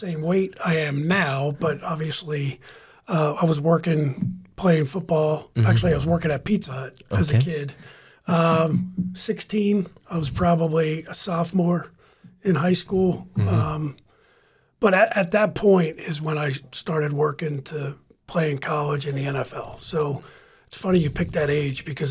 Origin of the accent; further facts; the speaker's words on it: New Jersey, United States; moved away as an adult; also born or lived in Pittsburgh, Pennsylvania / Miami, Florida / Tampa, Florida; now in Madeira Beach, United States; I grew up in New Jersey